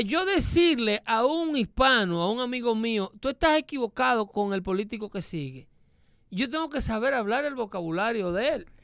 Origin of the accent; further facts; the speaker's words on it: Dominican Republic; vengo de ahí, porque soy dominicano